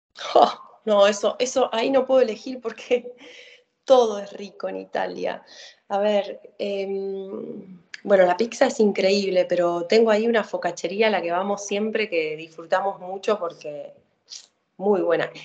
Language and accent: Spanish; Argentina; soy una argentina que te va a decir que se crió con el asado